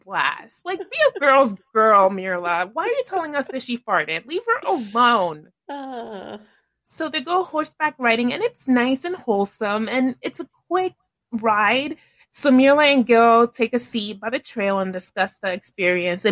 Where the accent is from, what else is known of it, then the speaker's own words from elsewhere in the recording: New York City, New York, United States; as a New Yorker who grew up going to Central Park